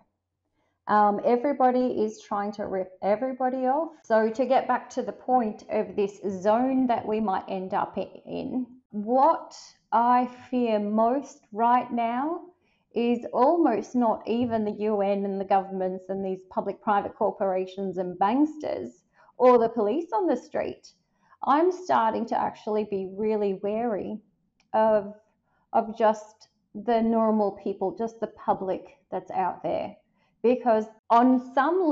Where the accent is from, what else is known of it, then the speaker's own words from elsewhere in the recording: Melbourne, Victoria, Australia; moved away as an adult; also born or lived in Athens, Greece; I grew up in Melbourne. I was 25 or 26 when I left.